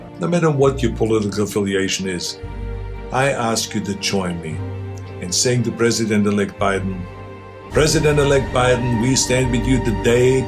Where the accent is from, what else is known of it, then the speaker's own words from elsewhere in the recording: Austria; now in United States; I grew up in Austria